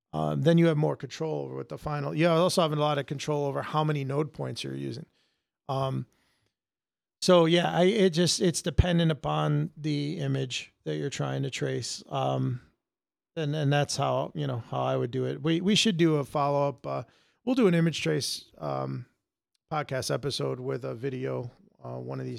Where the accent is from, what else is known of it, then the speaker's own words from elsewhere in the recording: Connecticut, United States; Connecticut? I've been here all my life.